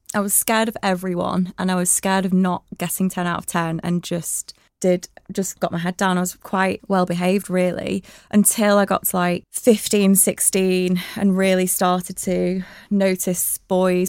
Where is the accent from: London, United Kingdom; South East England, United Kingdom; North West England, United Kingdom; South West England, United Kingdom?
North West England, United Kingdom; Blackburn; moved away as an adult; now in Manchester, United Kingdom; I was born in Blackburn. Um, and I had, just had a really lovely childhood